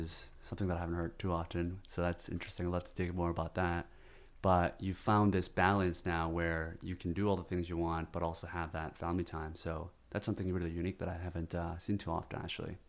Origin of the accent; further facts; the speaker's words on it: South Korea; now in United States; I come from South Korea